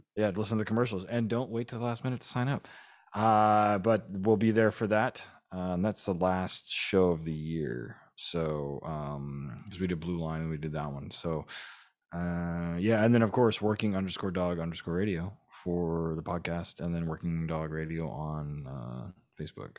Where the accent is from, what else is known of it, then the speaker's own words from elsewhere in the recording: Oklahoma, United States; I'm from Oklahoma